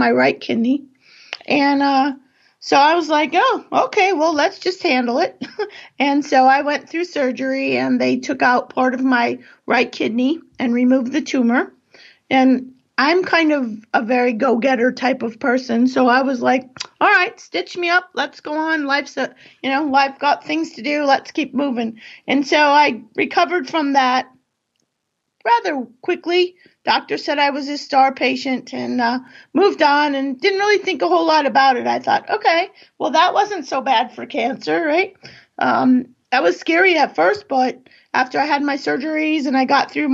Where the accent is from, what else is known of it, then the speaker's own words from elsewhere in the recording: California, United States; moved away as an adult; now in East Coast, United States; I grew up in California